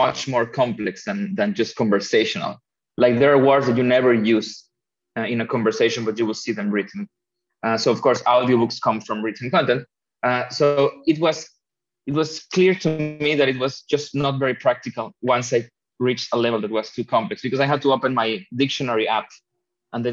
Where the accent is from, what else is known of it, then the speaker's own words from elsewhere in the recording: Mexico; accent: Spanish; English is a second language; moved away as an adult; also born or lived in India / Mountain View, California; now in Germany; I am from Mexico, and I lived in Mexico. I think until I was 22, 23.